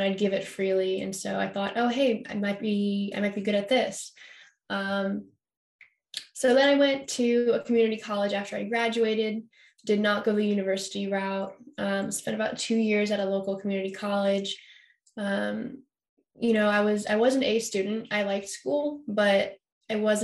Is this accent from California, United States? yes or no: yes; Carmel, California, United States; also born or lived in Massachusetts; As a young kid, I grew up in Massachusetts, actually. And I moved out to California when I was about six. I moved to Carmel, small little beach town up north